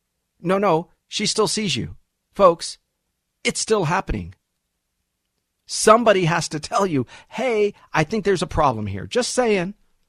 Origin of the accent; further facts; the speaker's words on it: United States; born there; I was born in the United States.